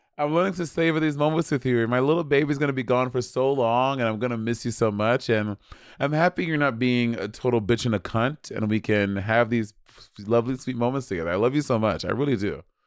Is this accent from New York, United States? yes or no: yes; New York City, New York, United States; moved away as an adult; now in Los Angeles, United States; I fucking love being from New York. I fucking love gr-, growing up in New York.